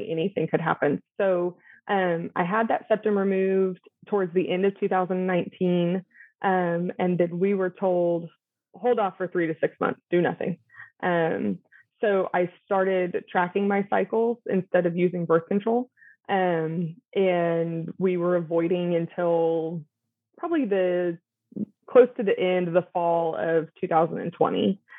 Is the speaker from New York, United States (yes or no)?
no; North Texas, United States; I am born and raised in North Texas